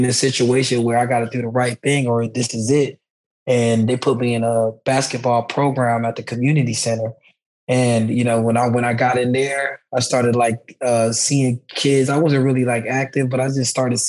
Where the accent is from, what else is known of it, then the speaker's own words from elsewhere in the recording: Boynton Beach, Florida, United States; I'm from Boynton Beach, Florida. My mom and dad is Haitian, and they're immigrants. And when they came here, you know, like we moved into some low-income housing. And, you know, grew up through like the community center